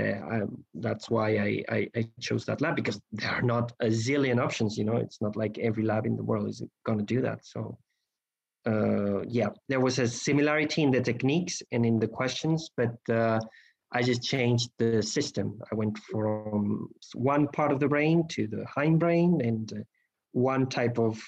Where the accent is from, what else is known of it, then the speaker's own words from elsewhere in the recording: Spain; moved away as an adult; now in Barcelona, Spain; I moved to Barcelona to try out Spain as my home country as to work